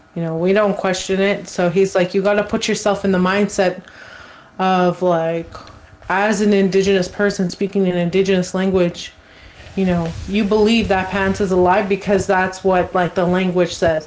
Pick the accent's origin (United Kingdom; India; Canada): Canada; Fishing Lake Metis Settlement, Alberta; first language English; I'm from Fishing Lake Metis Settlement